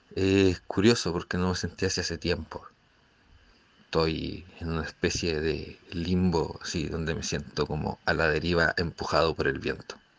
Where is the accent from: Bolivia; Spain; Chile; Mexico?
Chile; aquí en, en mi país, pues en esta sociedad, en Chile